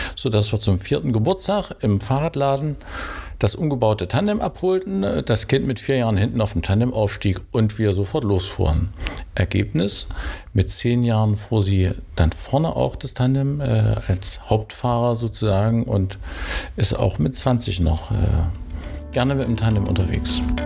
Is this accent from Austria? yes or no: no; Halle, Saxony-Anhalt, Germany; ich bin Hallenser